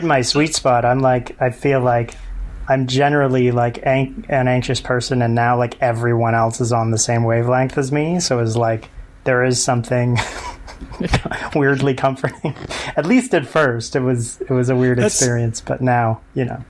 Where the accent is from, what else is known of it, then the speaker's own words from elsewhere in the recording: Canada; also born or lived in Queens, New York; now in New York, United States; I'm from Canada